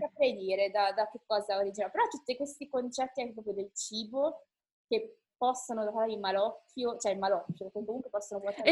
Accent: Italy; siamo noi eh, sfigati italiani

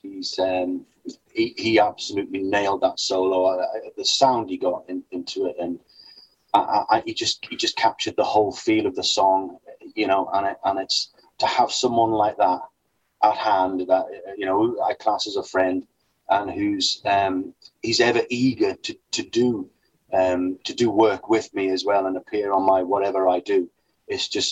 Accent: Newcastle upon Tyne, North East England, United Kingdom; when I was younger and I was growing up in Newcastle, we used to have a child's home on our estate

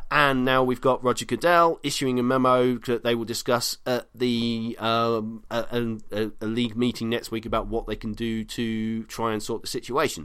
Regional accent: United Kingdom; as a Brit.

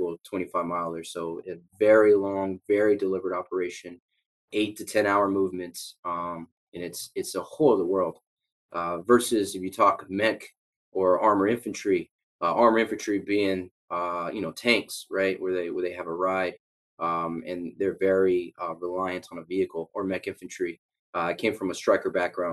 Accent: La Mesa, California, United States; moved away; I was born in San Diego, La Mesa area

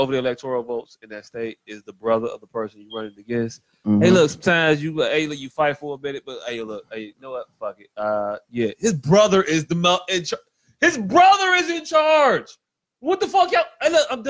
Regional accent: Chicago, Illinois, United States; I'm from Chicago

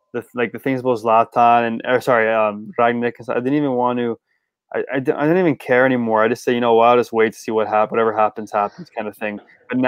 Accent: St. Vincent & Grenadines; But I wasn't. I'm from St. Vincent.

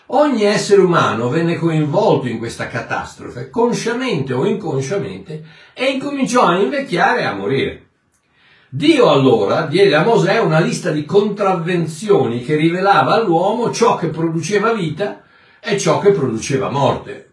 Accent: South Africa; Italian is a second language; mio paese, il Sudafrica

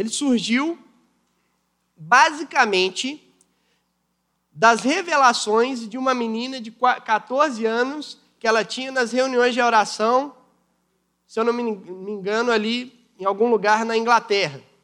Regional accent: Brazil; nós somos brasileiros

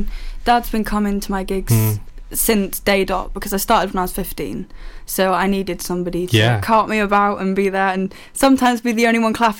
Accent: Haverfordwest, Wales, United Kingdom; I'm a 20-year-old singer-songwriter from Haverfordwest, Pembrokeshire.

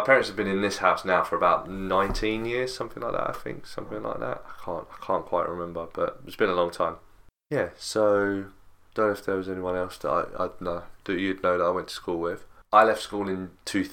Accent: Crawley, South East England, United Kingdom; So I was born in Gossip Screen. Then we moved to Hawley.

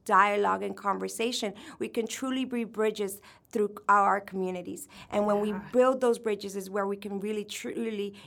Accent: Orlando, Florida, United States; I'm from Orlando

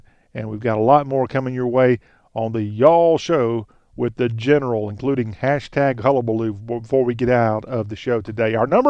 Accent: Lexington, South Carolina, United States; my hometown of Lexington, South Carolina.

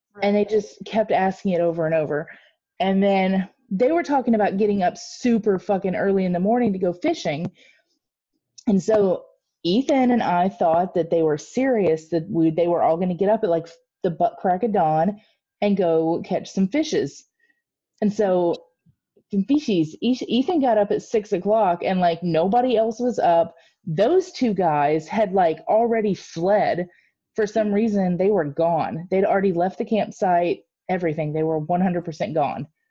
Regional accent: Midwest, United States; accent: Midwestern; my Midwestern accent

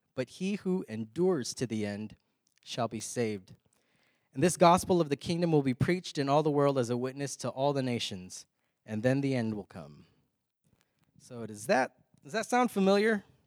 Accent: Texas, United States; We're from Texas.

